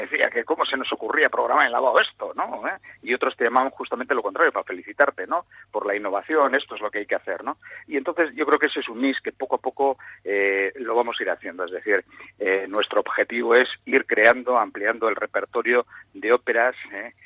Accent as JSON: {"language": "Spanish", "town": "Bilbao", "region": "Basque Country", "country": "Spain", "said": "como somos muy bilbaínos"}